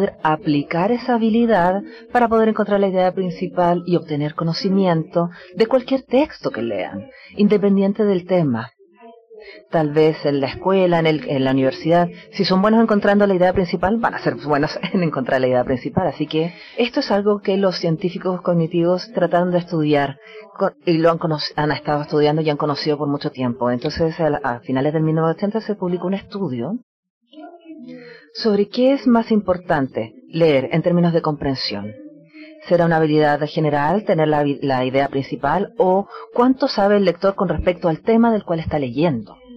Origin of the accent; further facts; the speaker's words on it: United States; Y especialmente tenemos esto en Estados Unidos también, de donde vengo yo